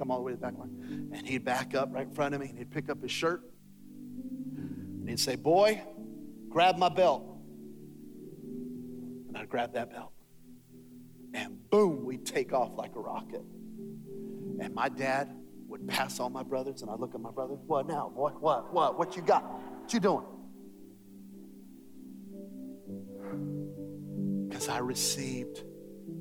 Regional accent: Belen, New Mexico, United States; I was born and raised in Belen, New Mexico

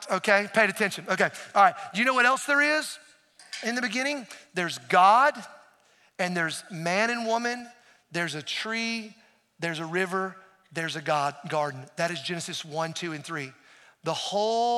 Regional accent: Appalachian Mountains of North Carolina, United States; I grew up in the Appalachian Mountains of North Carolina

